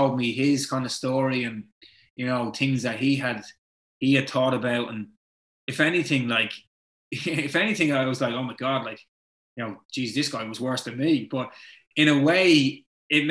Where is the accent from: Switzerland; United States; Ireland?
Ireland; Dublin, Leinster; we're both from Ballantyre. We both went to St. Benilda's.